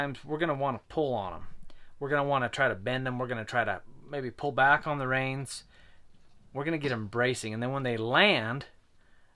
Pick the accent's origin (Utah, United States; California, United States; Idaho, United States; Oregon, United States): Utah, United States; We're from Utah, so we do say crick